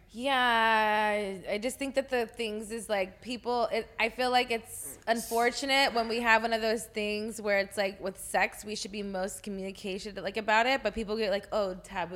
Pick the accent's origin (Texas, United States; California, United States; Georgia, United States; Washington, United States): Texas, United States; I'm from Texas